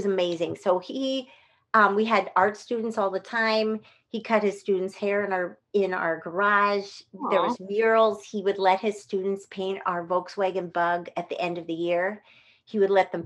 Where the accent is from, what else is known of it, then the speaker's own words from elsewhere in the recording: Pleasant Hill, California, United States; I grew up in Northern California in a town called Pleasant Hill, Walnut Creek area